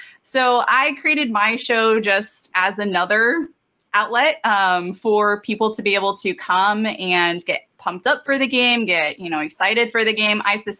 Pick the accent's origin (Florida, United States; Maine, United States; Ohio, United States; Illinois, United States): Ohio, United States; Youngstown; moved away as an adult; now in Los Angeles, United States; I grew up in Ohio, so I'm originally from Northeast Ohio, born and raised for 18 years before, you know, I went to college, and then I moved out here after college, and I've been here ever since.